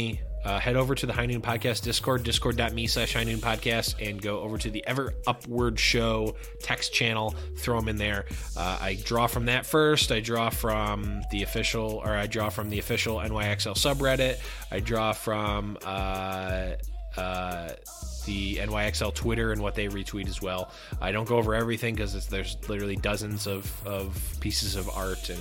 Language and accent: English; Buffalo, New York, United States; I'm from Buffalo, and Buffalo is kind of like, basically Canada